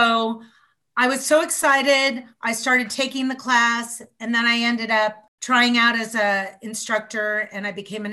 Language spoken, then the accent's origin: English; San Jose, California, United States; moved away as an adult; also born or lived in San Diego / Houston / Pacific Northwest / Los Angeles; I grew up in San Jose from age 5 till high school